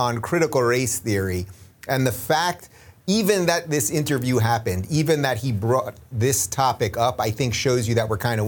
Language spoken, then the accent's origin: English; Long Island, New York, United States; I'm from Long Island.